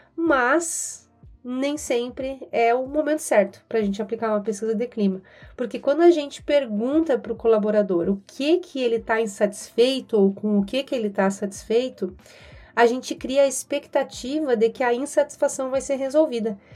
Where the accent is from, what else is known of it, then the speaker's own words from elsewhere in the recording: Rio Grande do Sul, Brazil; moved away as an adult; now in São Paulo, Brazil; Sou gaúcha, moro aqui em São Paulo há seis anos